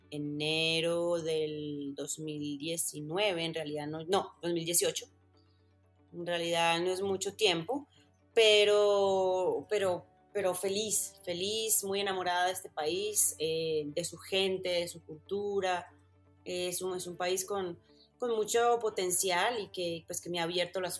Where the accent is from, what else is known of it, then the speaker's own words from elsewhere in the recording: Medellín, Antioquia, Colombia; moved away as an adult; yo soy de Medellín, Medellín, Colombia, paisita de pura cepa, amo mi ciudad, amo mi país, pero nunca, nunca tuve ese acento tan marcado.